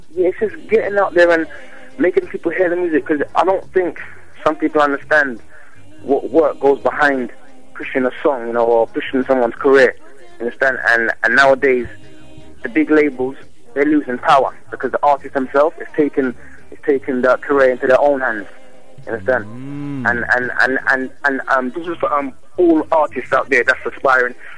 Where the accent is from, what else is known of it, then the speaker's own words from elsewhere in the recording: London, United Kingdom; also born or lived in Jamaica; I was born in London